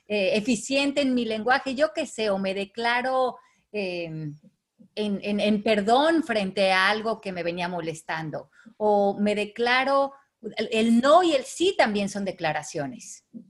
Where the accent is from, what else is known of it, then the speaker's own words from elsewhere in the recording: Mexico; los que somos de México